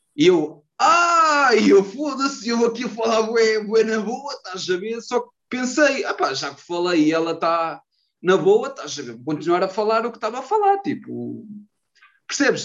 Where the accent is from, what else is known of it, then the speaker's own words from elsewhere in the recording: Maceda, Aveiro District, Portugal; also born or lived in Porto; eu sou de Maceda, perto, perto, perto de Ovar